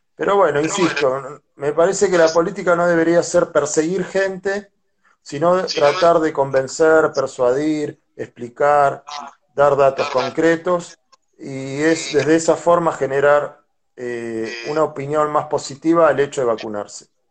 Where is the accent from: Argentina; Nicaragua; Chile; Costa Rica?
Argentina; La Plata, Buenos Aires Province; yo soy de La Plata, una ciudad que tiene mucha arte